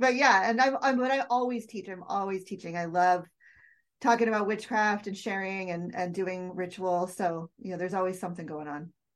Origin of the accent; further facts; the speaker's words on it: United States; I was born and raised in the United States